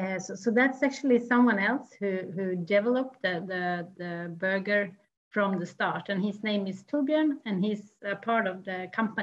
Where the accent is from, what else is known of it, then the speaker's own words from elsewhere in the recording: Orsa, Dalarna County, Sweden; Yeah, I can take you back to my hometown, Orsa. It's a small village in the middle of Sweden where I grew up.